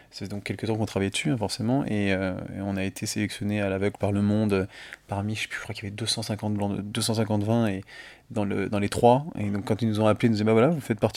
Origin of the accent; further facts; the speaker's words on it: Lyon, Auvergne-Rhône-Alpes, France; moi, je suis lyonnais